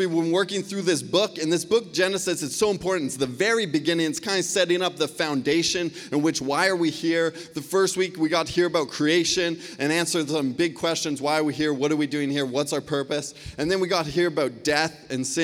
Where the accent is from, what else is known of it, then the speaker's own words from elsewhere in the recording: Surrey, British Columbia, Canada; I grew up right here in Cloverdale. I went to Lord Tweedsmuir High School